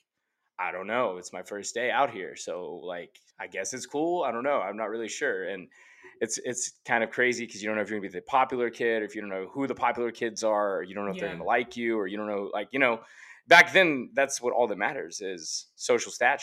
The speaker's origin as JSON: {"language": "English", "town": "Allen", "region": "Texas", "country": "United States", "tie": "born or raised there", "also_born_or_lived": "Frisco, Texas", "said": "I grew up in Allen"}